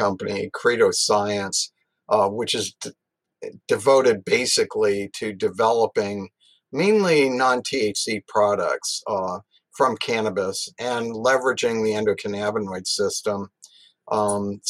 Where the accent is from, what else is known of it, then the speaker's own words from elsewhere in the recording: Massachusetts, United States; moved away as an adult; also born or lived in Missoula, Montana; I grew up in Massachusetts